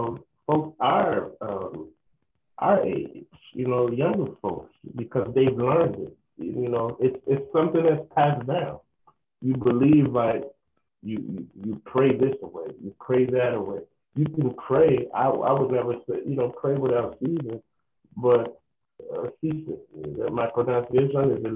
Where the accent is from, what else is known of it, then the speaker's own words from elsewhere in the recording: Nigeria; growing up in Nigeria